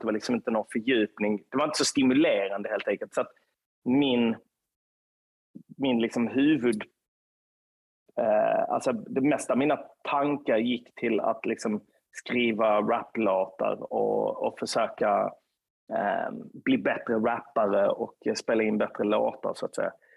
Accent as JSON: {"language": "Swedish", "town": "Lund", "region": "Skåne", "country": "Sweden", "said": "på Östra Torn i närheten av där jag kommer ifrån"}